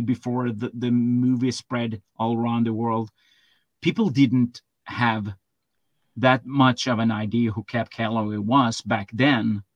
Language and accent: English; Sweden; me growing up in Sweden